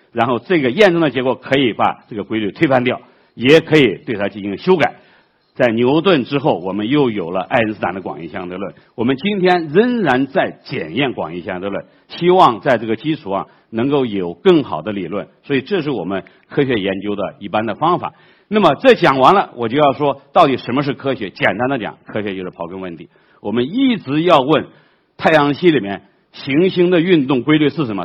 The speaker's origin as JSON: {"language": "Chinese", "country": "China", "said": "我们中国人"}